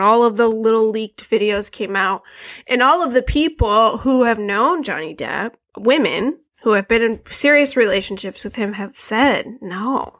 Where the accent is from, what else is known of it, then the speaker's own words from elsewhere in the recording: Flint, Michigan, United States; I'm from Flint